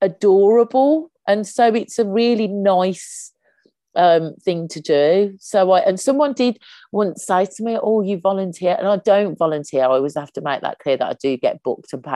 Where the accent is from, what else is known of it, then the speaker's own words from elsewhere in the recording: Birmingham, West Midlands, United Kingdom; accent: Brummie; moved away as an adult; now in London, United Kingdom; I'm a Brummie. I have to say two things, that I'm a Brummie, and that I also emphasize that I live in London, because I end up missing bookings because my accent's so strong that everyone thinks I'm going back to Birmingham